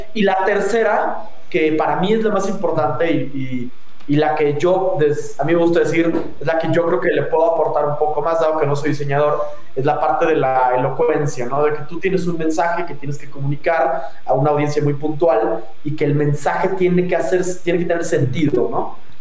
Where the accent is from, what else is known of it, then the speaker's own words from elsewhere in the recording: León, Guanajuato, Mexico; accent: leonés cantadito; moved away; soy de León, que tenga el, el ya sabes, el acentito leonés cantadito